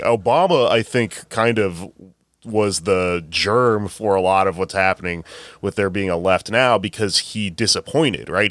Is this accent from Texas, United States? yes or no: yes; Texas, United States; now in New York, United States; I'm from Texas